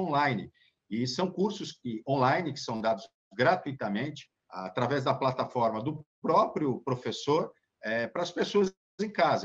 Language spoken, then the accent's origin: Portuguese; Santos, São Paulo, Brazil; eu que sou santista